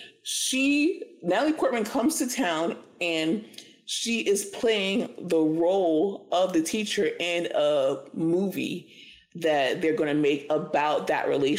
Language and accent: English; Florida, United States; I would admit to it because I'm from Florida and we did it.